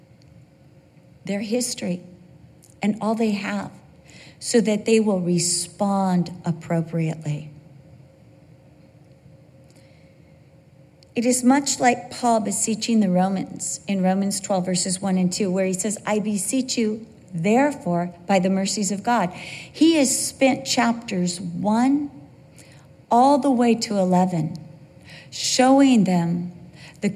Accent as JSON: {"language": "English", "town": "Costa Mesa", "region": "California", "country": "United States", "tie": "born or raised there", "also_born_or_lived": "Santa Ana, California / Vista, California / England", "said": "I was born at Santa Ana Community Hospital. For the most part of my life, I lived in Costa Mesa, California"}